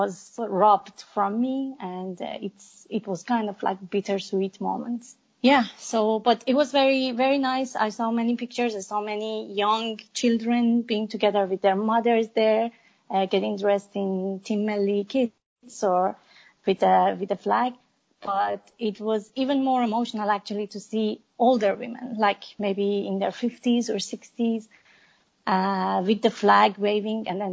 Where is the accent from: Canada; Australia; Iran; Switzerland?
Iran; I'm an Iranian woman. I was born and raised in Iran